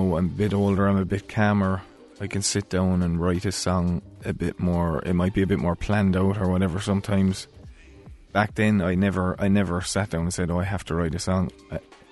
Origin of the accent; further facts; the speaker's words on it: Ireland; as an Irish person